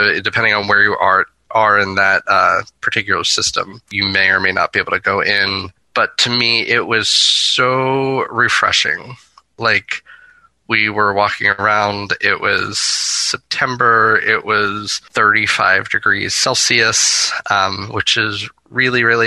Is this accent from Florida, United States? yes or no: yes; Florida, United States; my home state of Florida